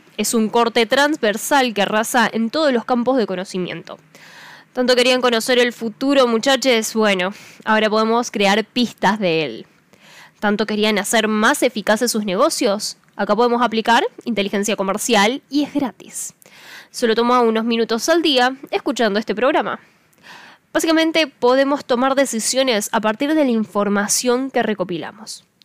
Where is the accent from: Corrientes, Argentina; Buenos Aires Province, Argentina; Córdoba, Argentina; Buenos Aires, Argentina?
Córdoba, Argentina; soy una cordobesa